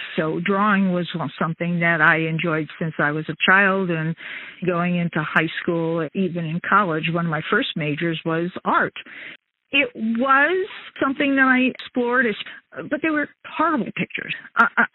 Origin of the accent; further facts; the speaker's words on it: United States; also born or lived in New York City, New York / northern New Jersey; I grew up in New York City and the suburbs of northern New Jersey